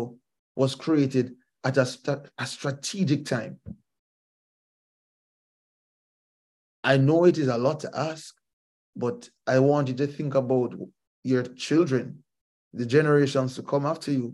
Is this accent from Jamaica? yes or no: yes; Jamaica; as a Jamaican, as a fellow Caribbean person